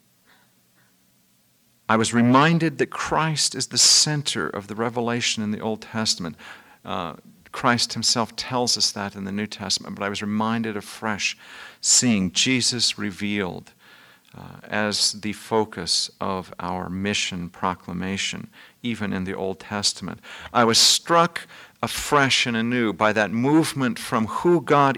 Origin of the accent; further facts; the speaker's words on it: Midwest, United States; moved away; also born or lived in Vermont; I'm from the Midwest